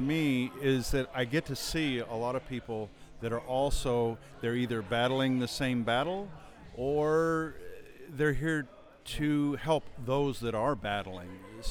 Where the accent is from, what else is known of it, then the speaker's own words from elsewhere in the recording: New Mexico, United States; now in Amarillo, United States; I moved here in 1980. I'm originally from the northeastern corner of New Mexico, and I've lived in the Amarillo Panhandle, or the Texas Panhandle, since 1980.